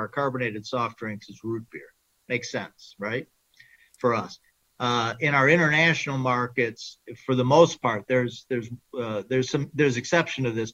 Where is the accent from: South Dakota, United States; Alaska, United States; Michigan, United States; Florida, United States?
Michigan, United States; I grew up in Michigan, which is a core market